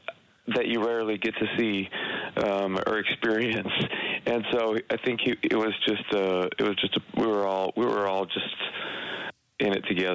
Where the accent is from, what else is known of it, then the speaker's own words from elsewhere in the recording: rural Utah, United States; this town that I grew up in Utah, in rural Utah.